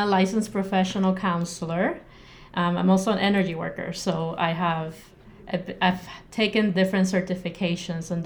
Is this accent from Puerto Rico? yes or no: yes; Puerto Rico; moved away as an adult; now in Arizona, United States; I'm born and raised in Puerto Rico